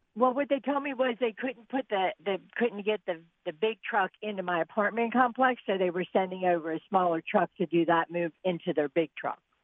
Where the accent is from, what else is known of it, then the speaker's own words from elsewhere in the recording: Ridley Township, Pennsylvania, United States; moved away as an adult; also born or lived in Colorado; I grew up in Ridley Township